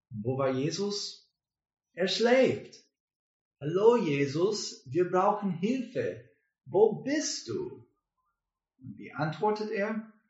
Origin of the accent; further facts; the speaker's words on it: United States; German is a second language; now in Germany; Wir kommen aus den USA, aber jetzt wohnen und arbeiten wir in das Viertel.